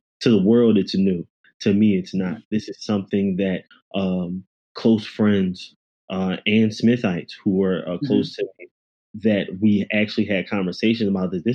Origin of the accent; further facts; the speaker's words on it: Philadelphia, Pennsylvania, United States; I'm also from Philadelphia. I'm from West Philly. I graduated from one of the worst high schools in Philly